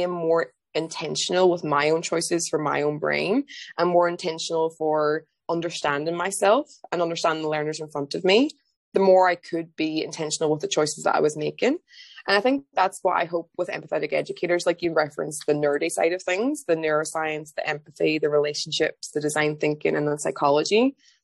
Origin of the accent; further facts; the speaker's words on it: Ireland; moved away as an adult; also born or lived in London, United Kingdom; now in England, United Kingdom; I'm from Ireland originally, but I moved to England